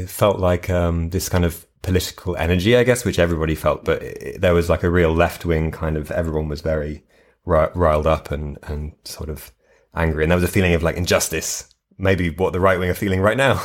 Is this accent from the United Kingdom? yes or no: yes; United Kingdom; moved away; as a British person